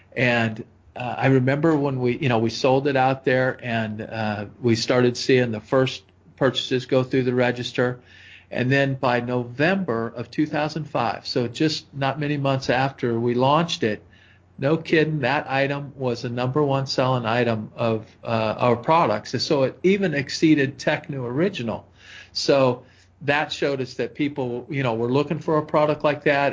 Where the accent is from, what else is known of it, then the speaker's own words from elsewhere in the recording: Oregon, United States; I grew up in Oregon